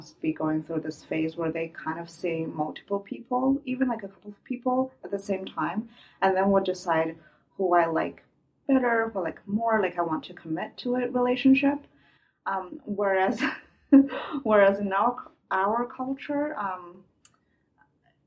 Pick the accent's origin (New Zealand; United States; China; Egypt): China; English is a second language; moved away as an adult; now in Halifax, Canada; I'm a Chinese international student after just graduated. I'm a Chinese girl.